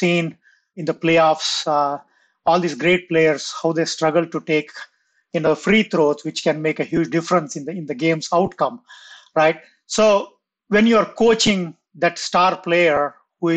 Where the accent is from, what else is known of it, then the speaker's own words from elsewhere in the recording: India; I grew up in India